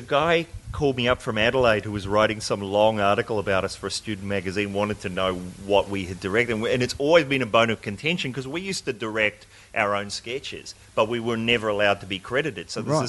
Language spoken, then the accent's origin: English; New Zealand; moved away; I'm from New Zealand